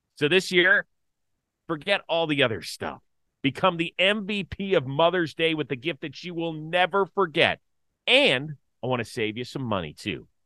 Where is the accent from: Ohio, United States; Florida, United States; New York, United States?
Ohio, United States; Cleveland; I'm from Cleveland.